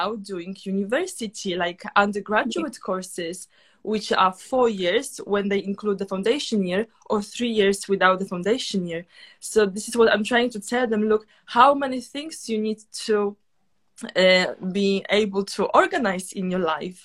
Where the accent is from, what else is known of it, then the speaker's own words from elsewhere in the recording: Poland; now in London, United Kingdom; I myself, I'm from Poland